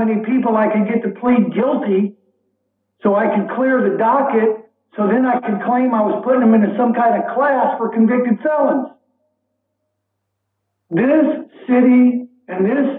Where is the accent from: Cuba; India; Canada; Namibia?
Cuba; now in New Orleans, United States; I'm Cuban. I'm a light-skinned Hispanic